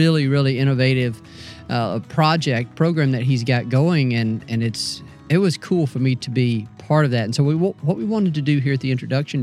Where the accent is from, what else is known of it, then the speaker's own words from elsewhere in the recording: North Mississippi, United States; I grew up in North Mississippi